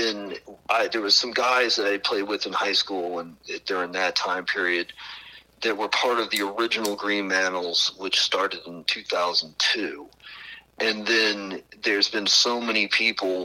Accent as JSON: {"language": "English", "town": "New Orleans", "region": "Louisiana", "country": "United States", "tie": "born or raised there", "also_born_or_lived": "West Palm Beach, Florida", "said": "I was born in West Palm Beach, Florida, but when I was about a year old, we moved to the New Orleans area. We've kind of lived right around, either in New Orleans or around New Orleans for most of my life afterwards"}